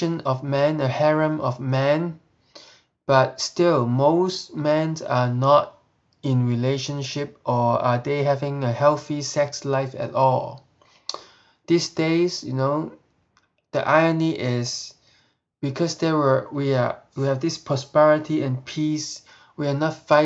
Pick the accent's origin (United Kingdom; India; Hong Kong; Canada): Hong Kong; moved away